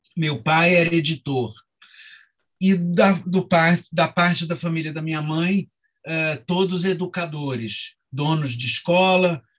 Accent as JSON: {"language": "Portuguese", "region": "Rio de Janeiro", "country": "Brazil", "tie": "born or raised there", "moved": "as an adult", "said": "no Rio, onde eu nasci, cresci até o, e morei até os 20 anos"}